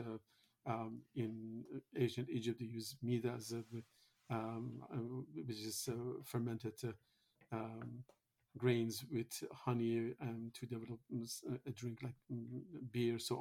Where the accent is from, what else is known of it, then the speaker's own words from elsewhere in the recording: Iran; moved away; I am originally from Iran